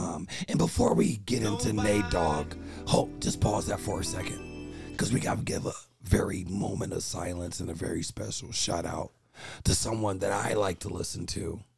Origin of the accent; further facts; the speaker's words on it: Bay Area, California, United States; And more importantly, we're Bay Area guys. And being from the Bay Area